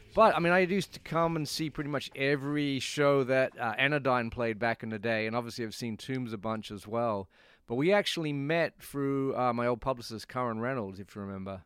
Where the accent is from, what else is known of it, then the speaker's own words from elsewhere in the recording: Perth, Western Australia, Australia; also born or lived in Nottingham, England; now in New York, United States; my t-, hometown is a place called Perth, uh, P E R T